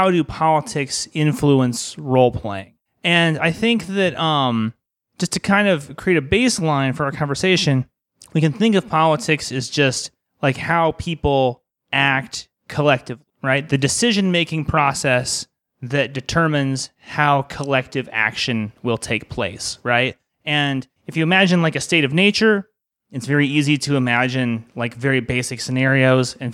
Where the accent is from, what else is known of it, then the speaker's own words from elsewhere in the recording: Arizona, United States; I grew up in Arizona